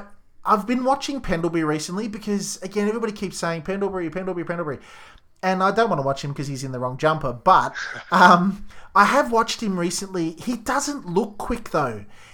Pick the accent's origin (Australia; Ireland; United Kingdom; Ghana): Australia; Croydon, Victoria; From the outer eastern suburb of Moorabbark, which is pretty close to where I grew up in Croydon.